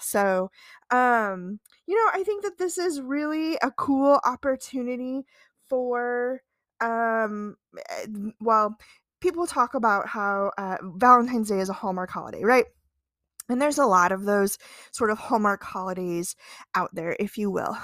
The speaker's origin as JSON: {"language": "English", "region": "Midwest", "country": "United States", "said": "as a Midwesterner"}